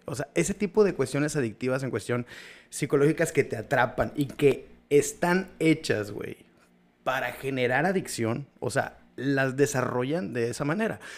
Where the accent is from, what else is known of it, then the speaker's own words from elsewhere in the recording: Mexico; somos mexicanos